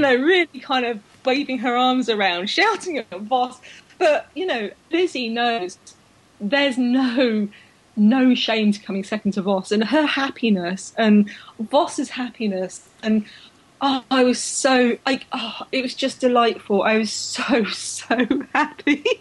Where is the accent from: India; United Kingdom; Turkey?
United Kingdom; London; I was so proud to be a Londoner. I was born in London. I grew up in London.